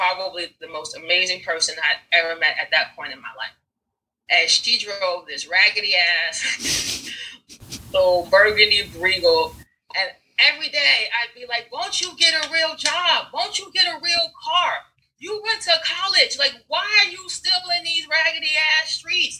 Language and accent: English; New York, United States; also born or lived in Rockridge, Oakland, California / East Oakland, California; now in Oakland, United States; I'm from New York originally, right? When I moved out here, we were living in Rockridge